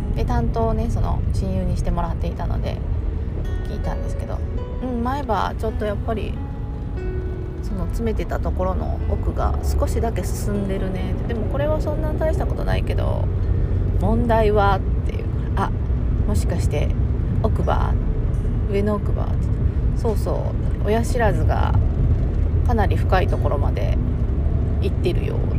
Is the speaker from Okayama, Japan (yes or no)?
yes; Okayama, Japan; accent: Okayama dialect; 私は岡山なんですけど岡山弁広島弁